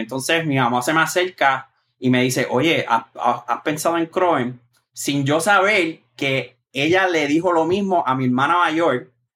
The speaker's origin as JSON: {"language": "Spanish", "town": "Moca", "country": "Puerto Rico", "tie": "born or raised there", "moved": "as an adult", "lives_now": "New York, United States", "said": "yo soy específicamente del barrio Aceituna, de Moca. Y entonces ese barrio colinda con Isabela, con el pueblo de Isabela y Aguadilla. Pues yo vivo, yo viví y me, crié ahí"}